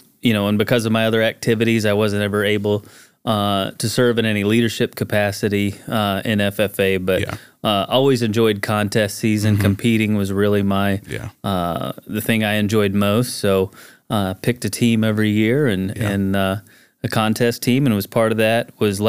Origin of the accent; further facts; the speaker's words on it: Buffalo, Missouri, United States; I grew up in Buffalo, north of Springfield. Grew up on a farm my entire life. My dad and brother still farm.